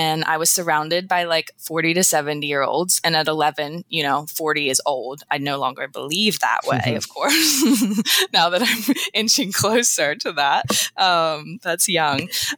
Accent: Eastern Shore, United States; I grew up on the Eastern Shore

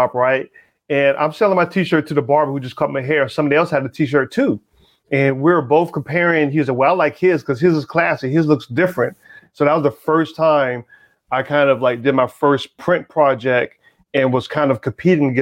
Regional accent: the South, United States; moved away; also born or lived in Atlanta / Philadelphia; I grew up in the South

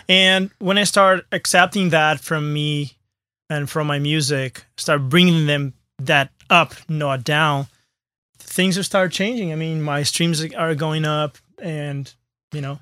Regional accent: Brazil; moved away; I'm from Brazil, but I always, like, kind of negate my, uh, roots

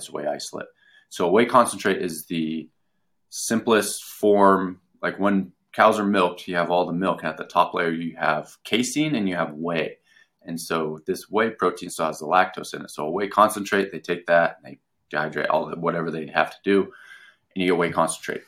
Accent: United States; we're American

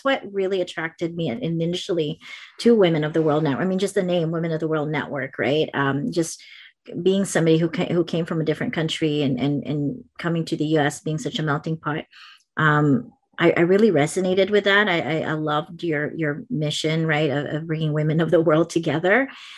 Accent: Philippines; now in California, United States; I still have my Filipino culture kind of deeply embedded in me, no matter how much people say, well, but you don't have an accent, or, you know, like, they don't believe that I grew up there, but I really did.

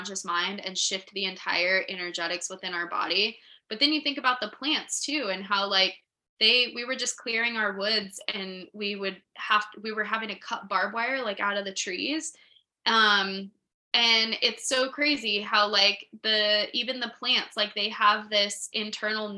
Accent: New Mexico, United States; I'm from New Mexico, and New Mexico has such a weird energy

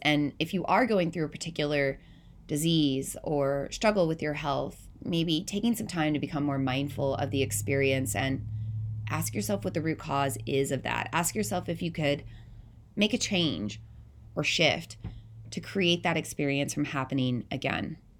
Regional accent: the South, United States; moved away as an adult; also born or lived in Southeast Iowa; now in Iowa, United States; I'm not from the Midwest originally, I'm from the South

